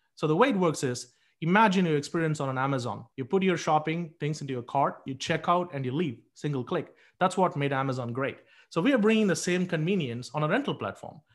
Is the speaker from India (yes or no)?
yes; India; moved away; I grew up in India